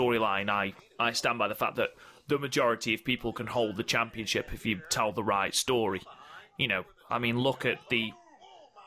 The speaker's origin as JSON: {"language": "English", "region": "England", "country": "United Kingdom", "accent": "generic English accent", "said": "I'm English"}